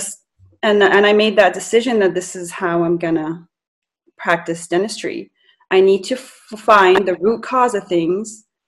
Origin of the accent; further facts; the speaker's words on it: Las Cruces, New Mexico, United States; moved away; also born or lived in Cairo, Egypt / California; grew up in Las Cruces, New Mexico, and I'm originally from Egypt, Cairo, Egypt, and moved back here permanently in 2016.